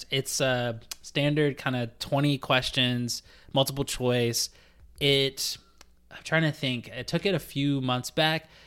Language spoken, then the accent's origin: English; Canada; yeah, Z exactly since we're Canadian.